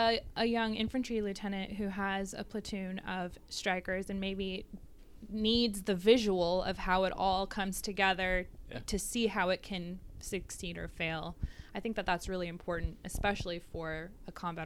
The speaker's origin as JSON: {"language": "English", "region": "Minnesota", "country": "United States", "said": "I'm from Minnesota, and I just don't get cold."}